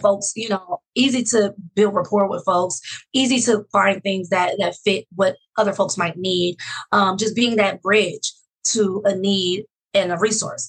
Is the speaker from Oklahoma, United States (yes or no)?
no; Oakland, California, United States; also born or lived in Fresno, California / Los Angeles, California; I grew up in Oakland, California